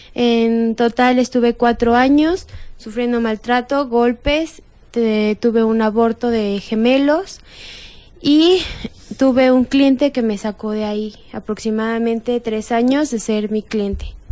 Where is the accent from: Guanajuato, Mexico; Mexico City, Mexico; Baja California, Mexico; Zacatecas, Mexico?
Mexico City, Mexico; yo soy de aquí de México, fue aquí en Pino Suárez